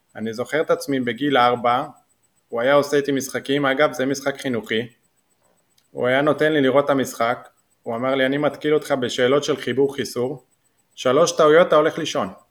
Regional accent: Jordan Valley, Northern District, Israel; גדלתי עוד בעמק הירדן

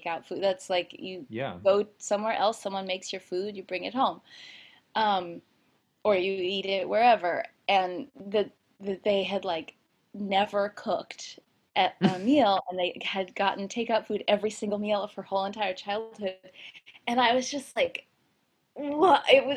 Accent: outside of Philadelphia, Pennsylvania, United States; moved away as an adult; also born or lived in Olympia, Washington / New York City; grew up outside of Philadelphia, and it was like a close-in suburb to the city

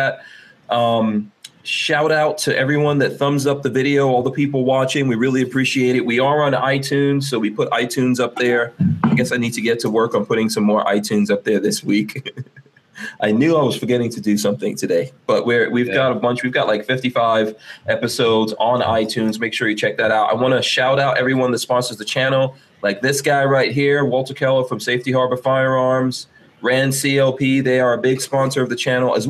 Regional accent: Guyana; I am from Guyana.

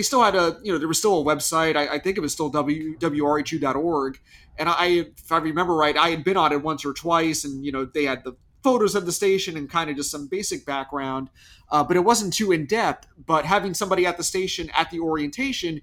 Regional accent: Massapequa Park, New York, United States; I grew up in Massapequa Park.

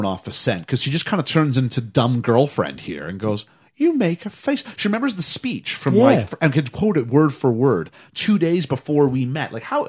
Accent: Canada

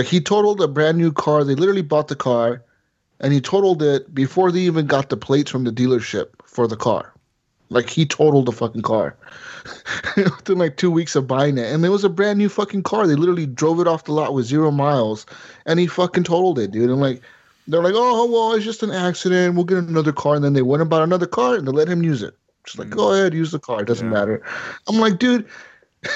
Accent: Las Vegas, Nevada, United States; In Vegas, growing up in Vegas

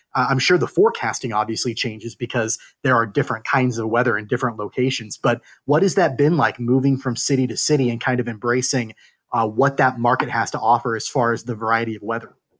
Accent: Kansas, United States; I grew up in Kansas as well

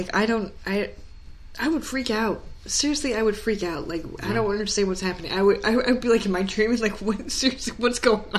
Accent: New York, United States; moved away; I'm from New York. When I lived in New York

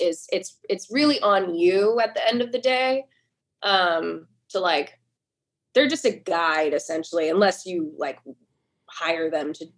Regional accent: near Seattle, Washington, United States; moved away as an adult; also born or lived in Boston, United States / New York City, United States / Poughkeepsie, United States; now in Nashville, United States; I grew up near Seattle, not in the city

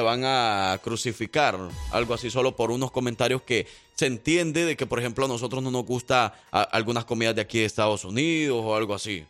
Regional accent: El Salvador; soy del Salvador

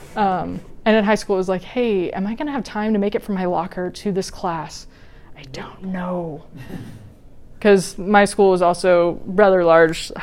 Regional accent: Wichita, Kansas, United States; moved away as an adult; also born or lived in Washington, D.C.; my mom and I moved me from Wichita, Kansas to Washington D.C.

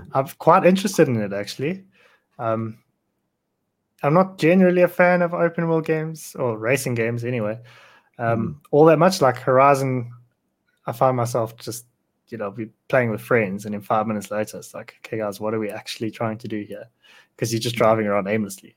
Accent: South Africa; I'm South African

